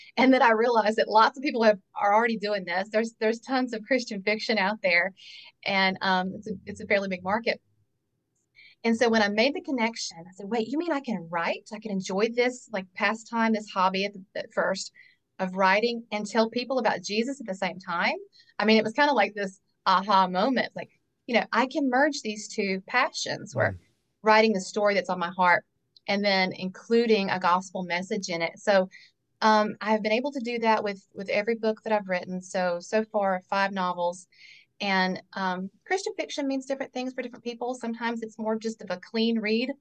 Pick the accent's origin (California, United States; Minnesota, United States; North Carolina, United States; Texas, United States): North Carolina, United States; born and raised in North Carolina.